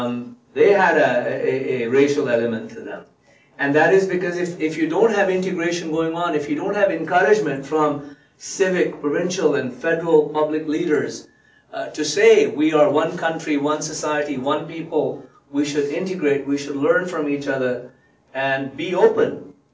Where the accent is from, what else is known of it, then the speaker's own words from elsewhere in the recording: India; I came from India. It's a country sort of below.